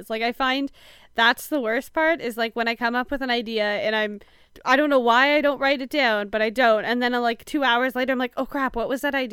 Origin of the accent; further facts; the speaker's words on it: Canada; I've also don't eat a lot of butter tarts, even though I'm Canadian.